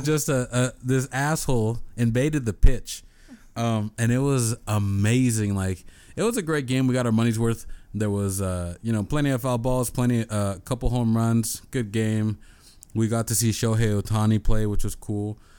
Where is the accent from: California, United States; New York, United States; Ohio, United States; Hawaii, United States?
California, United States; San Diego; I'm from San Diego